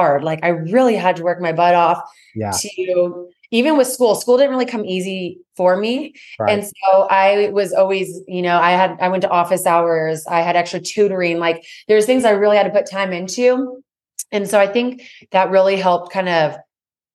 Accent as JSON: {"language": "English", "town": "Santa Maria", "region": "California", "country": "United States", "tie": "born or raised there", "moved": "as an adult", "lives_now": "Texas, United States"}